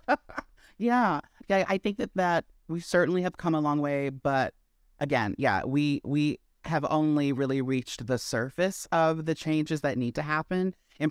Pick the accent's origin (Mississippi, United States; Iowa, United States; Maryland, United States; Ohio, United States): Maryland, United States; also born or lived in Washington, D.C.; now in New York, United States; I originated in Maryland.